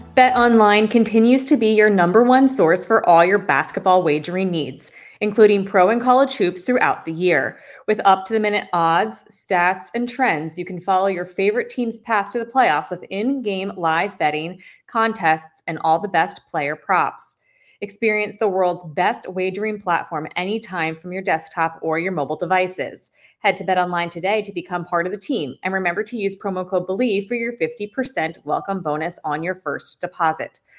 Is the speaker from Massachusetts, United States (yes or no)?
no; Eastern Pennsylvania, United States; I'm obviously from Eastern Pennsylvania.